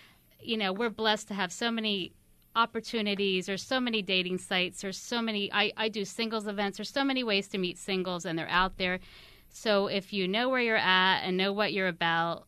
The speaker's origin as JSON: {"language": "English", "region": "Pennsylvania", "country": "United States", "said": "I'm from Pennsylvania"}